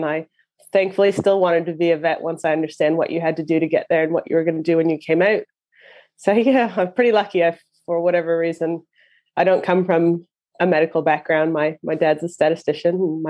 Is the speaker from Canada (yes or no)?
yes; Canada; now in New Zealand; Yeah, it's funny now because my accent sounds odd here and my accent sounds odd at home as well. So I don't really fit in anywhere anymore. But yeah, so I'm from Canada.